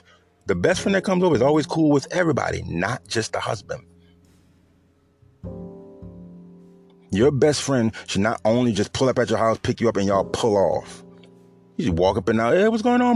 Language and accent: English; New Orleans, Louisiana, United States; I'm from the South, I'm from New Orleans